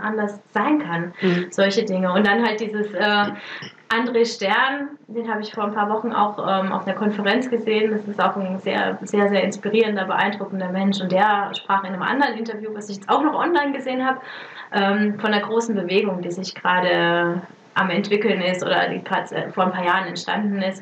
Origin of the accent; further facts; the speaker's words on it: Germany; moved away as an adult; also born or lived in Italy; mein äh, mein Heimatland